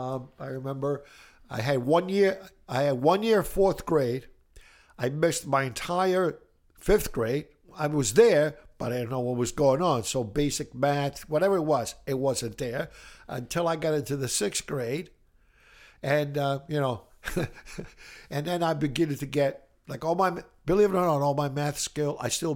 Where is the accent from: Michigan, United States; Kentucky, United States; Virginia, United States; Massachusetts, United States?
Massachusetts, United States; Brockton; also born or lived in Italy; I grew up in Brockton. Actually, I was born in Italy. And then I came here when I was 9 years old.